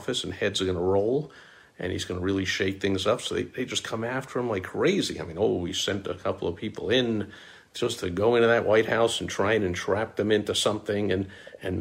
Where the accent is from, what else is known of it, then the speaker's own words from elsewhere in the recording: New York, United States; people who know me know I'm from New York